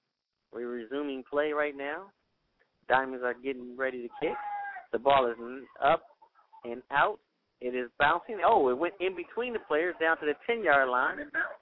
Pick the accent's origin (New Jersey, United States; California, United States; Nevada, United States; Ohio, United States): Nevada, United States; Las Vegas; Yeah, I'm promoting it because I'm from Las Vegas.